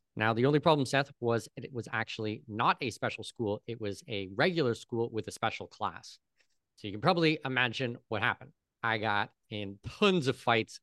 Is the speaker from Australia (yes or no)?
no; near Toronto, southwestern Ontario, Canada; moved away as an adult; now in Panama; I'm Canadian. I, I was born close to Toronto